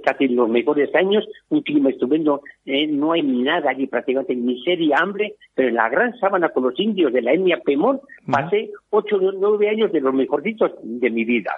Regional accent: Igorre, Basque Country, Spain; moved away as an adult; now in Madrid, Spain; en mi pueblo, un pueblo pequeño, en Yurre

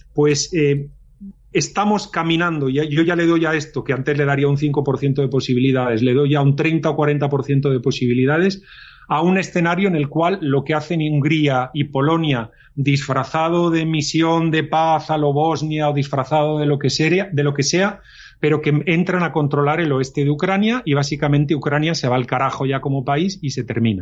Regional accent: Spain; Nací con España dentro de los diez primeros países más importantes del mundo

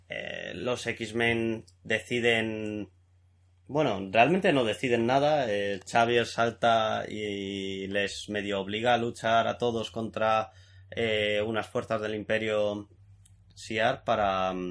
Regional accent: Spain; Yo soy español.

